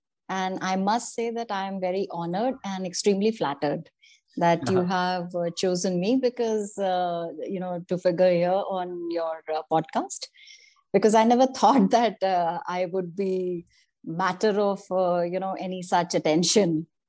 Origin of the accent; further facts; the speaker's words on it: Jabalpur, Madhya Pradesh, India; born there; Okay, so originally I belong to Odisha, but I was born in Jabalpur, which is in Madhya Pradesh.